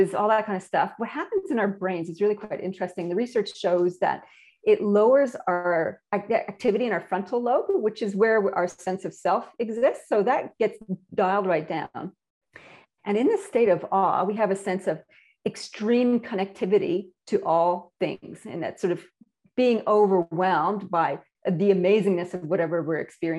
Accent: Canada; moved away as an adult; now in Australia; my accent. Apparently I have one, and I'm imported from Canada, land of lakes, rivers, and maple syrup

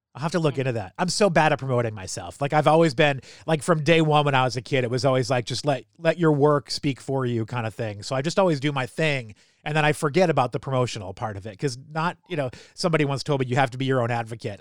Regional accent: Salem, New Hampshire, United States; for high school, I, mean, I was uh, Salem High School in New Hampshire

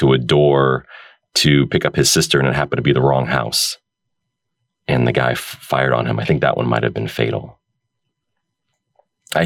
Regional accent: United States; also born or lived in Oregon; growing up in America

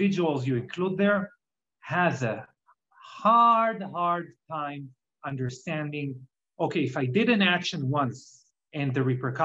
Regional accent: Israel; English is a second language; now in United States; as you can hear from my accent, I'm not originally from America, I'm from Israel originally

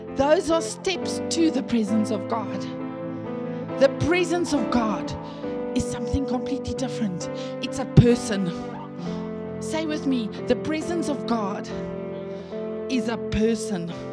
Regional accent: the Karoo, Eastern Cape, South Africa; I grew up in the Karoo, in the Eastern Cape

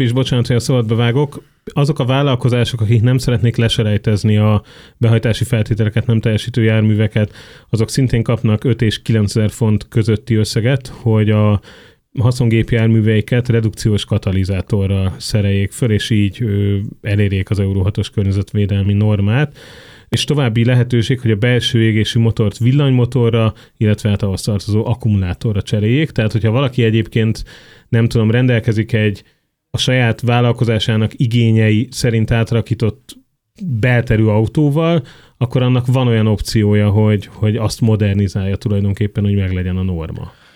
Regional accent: Budapest, Hungary

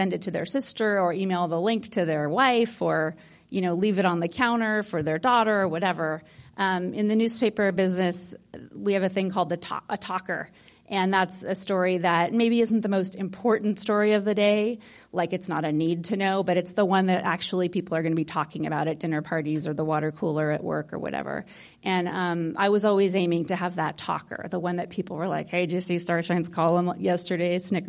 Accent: Hollywood, California, United States; I grew up in Hollywood in a family of storytellers.

